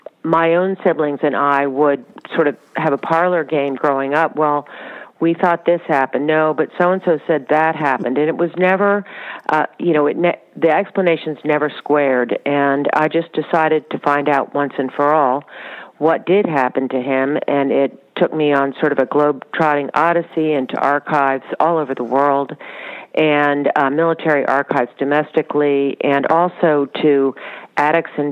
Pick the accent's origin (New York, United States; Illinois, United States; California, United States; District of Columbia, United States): District of Columbia, United States; Washington; moved away; also born or lived in Charlottesville, Virginia; I grew up in Washington, D.C.